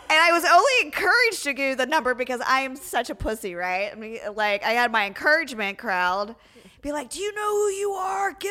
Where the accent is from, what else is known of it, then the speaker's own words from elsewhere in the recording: Pennsylvania, United States; moved away as an adult; also born or lived in Miami; So I grew up in Pennsylvania